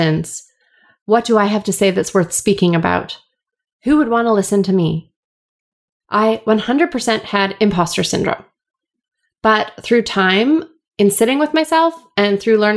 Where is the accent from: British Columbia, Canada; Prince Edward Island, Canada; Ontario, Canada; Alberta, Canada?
British Columbia, Canada; Vancouver; I am from Vancouver, born and raised